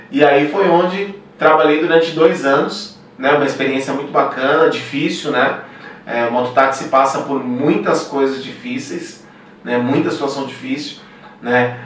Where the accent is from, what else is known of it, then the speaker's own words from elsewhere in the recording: São Paulo, Brazil; also born or lived in São José do Rio Preto; Eu saí de São Paulo